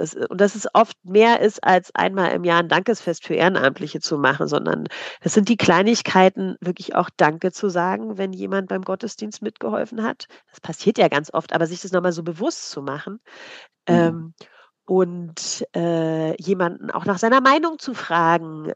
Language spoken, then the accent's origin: German; East Germany, Germany; ich komme aus der DDR-Kirche